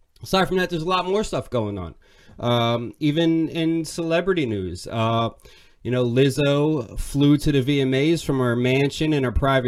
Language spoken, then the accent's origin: English; Pennsylvania, United States; I'm from Pennsylvania